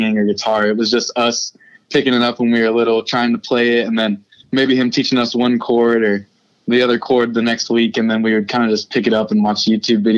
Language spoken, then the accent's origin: English; Nashville, Tennessee, United States; We were born and raised in Nashville.